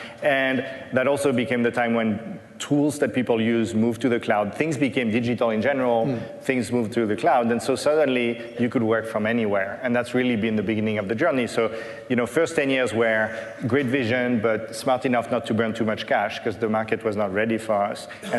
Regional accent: Paris, Île-de-France, France; English is a second language; I didn't live in Silicon Valley. I grew up in Paris. Learning to code in Paris was not something that was cool or well-known

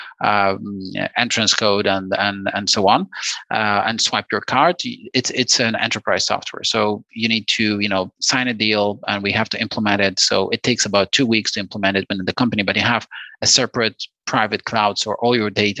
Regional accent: Poland; We are from Poland

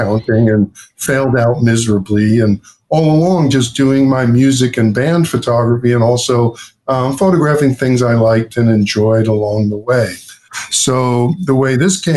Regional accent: Long Beach, New York, United States; also born or lived in Queens, New York; I grew up in Long Beach, Long Island. I was born in Queens, and when I was one, my mom, Barbara, and my father, Jay, bought a house in Long Beach

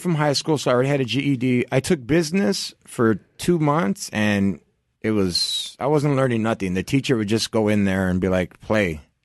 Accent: Santa Ana, California, United States; also born or lived in Orange, California / Anaheim, California; I grew up in Orange County

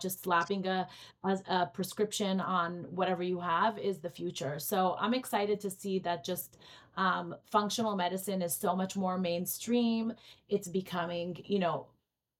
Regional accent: Israel; moved away; I grew up in Israel

